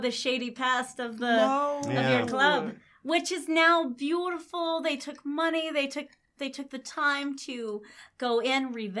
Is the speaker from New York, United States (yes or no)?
no; Denver, Colorado, United States; we are from Denver.